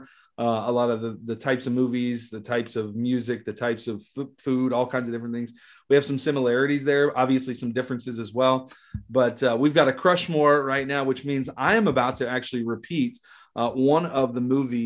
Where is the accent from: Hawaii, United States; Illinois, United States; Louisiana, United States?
Louisiana, United States; New Orleans; we're both from the New Orleans area, Louisiana